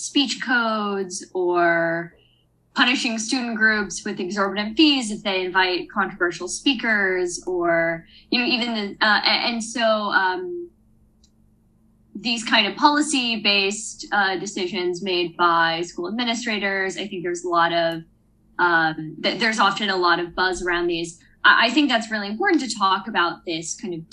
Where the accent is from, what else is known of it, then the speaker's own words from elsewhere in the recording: Alabama, United States; moved away as an adult; also born or lived in Virginia; I'm from Alabama